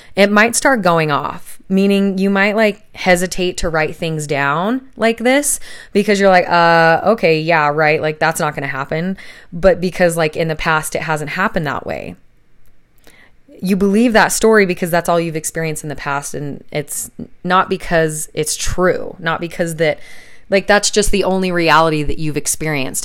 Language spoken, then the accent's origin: English; Salt Lake City, Utah, United States; moved away as an adult; now in southern Utah, United States; we're both originally from Salt Lake City